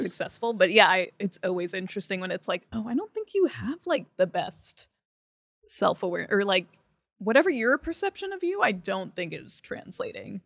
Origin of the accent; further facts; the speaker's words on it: Franklin Lakes, New Jersey, United States; moved away as an adult; now in New York, United States; I grew up in New Jersey.